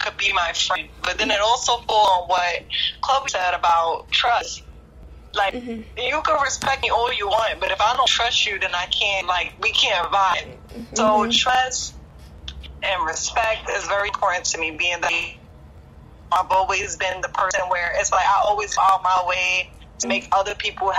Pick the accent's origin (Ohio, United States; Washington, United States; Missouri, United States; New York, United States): New York, United States; moved away as an adult; now in Jersey City, United States; Born and raised in New York, but I live in Jersey City now